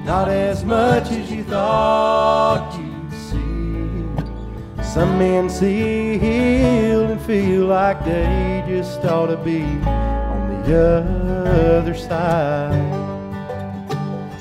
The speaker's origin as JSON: {"language": "English", "region": "Western North Carolina", "country": "United States", "said": "We're from Western North Carolina"}